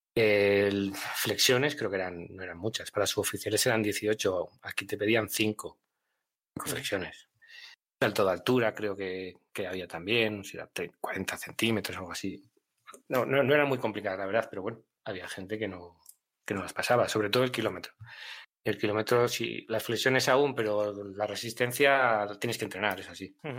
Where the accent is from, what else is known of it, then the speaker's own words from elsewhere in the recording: Miranda de Ebro, Castile and León, Spain; moved away; also born or lived in Zaragoza; yo estaba en Zaragoza, aunque soy de Miranda de Ebro